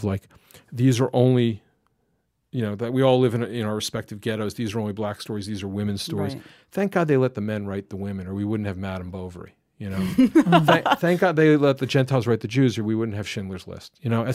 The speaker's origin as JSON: {"language": "English", "country": "United States", "tie": "born or raised there", "moved": "yes", "said": "I'm a suburban kid from outside of Washington, D.C."}